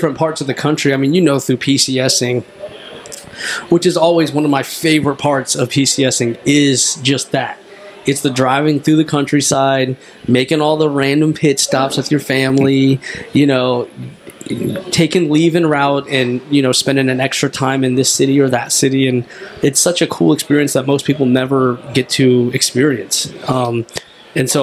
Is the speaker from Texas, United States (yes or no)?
no; Waldorf, Maryland, United States; I was raised in Waldorf.